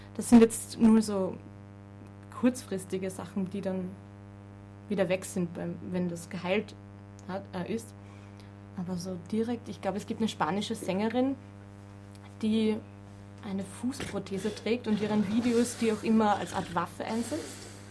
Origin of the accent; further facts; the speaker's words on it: Vienna, Austria; Ich komme aus, komm aus Wien